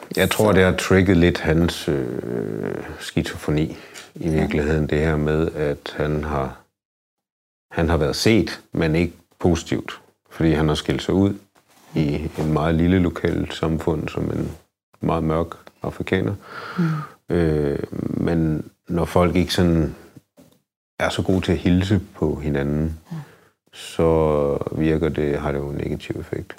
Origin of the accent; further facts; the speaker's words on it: Denmark; jeg mig bare mere dansk